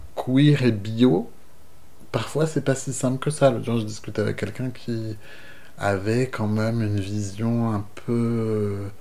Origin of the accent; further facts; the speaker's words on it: Brest, Brittany, France; j'ai grandi à Brest, dans une famille euh, que je crois assez euh, ouverte finalement